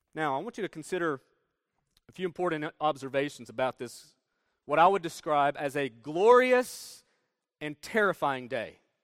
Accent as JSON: {"language": "English", "region": "Northeast Tennessee", "country": "United States", "tie": "born or raised there", "moved": "yes", "said": "we're from Northeast Tennessee. And in Northeast Tennessee, there are plenty of mountains. Appalachian Mountains run through northeast Tennessee. You can see them right out our door"}